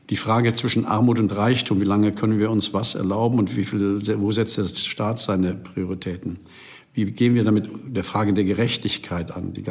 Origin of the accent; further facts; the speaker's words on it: Rhineland, Germany; now in Berlin, Germany; Ich bin gebürtiger Rheinländer und von der Mentalität bin ich bis heute. Ich sage immer, das ist meine Heimat, auch wenn ich jetzt hier in Berlin zu Hause bin.